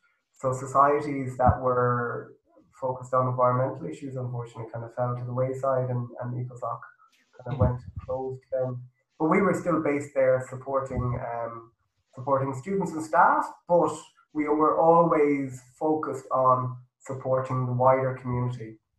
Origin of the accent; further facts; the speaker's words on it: Galway, Connacht, Ireland; Yeah, I am myself.